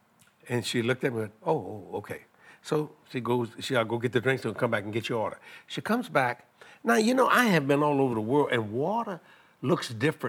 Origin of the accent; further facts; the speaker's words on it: Louisiana, United States; Well, I'm a Cajun, you know.